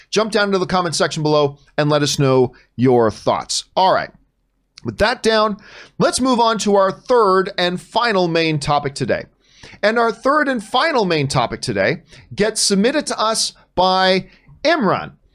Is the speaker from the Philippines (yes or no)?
no; Canada; now in United States; I'm not a Yank, I am Canadian, although I do live in, in the United States